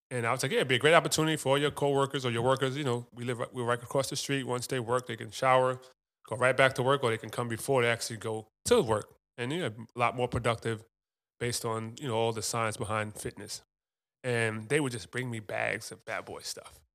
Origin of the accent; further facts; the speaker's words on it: New York, United States; Ron Artest, so I grew up with in New York